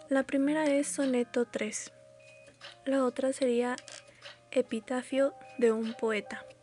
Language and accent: Spanish; Mexico City, Mexico; born there; Nací en la Ciudad de México.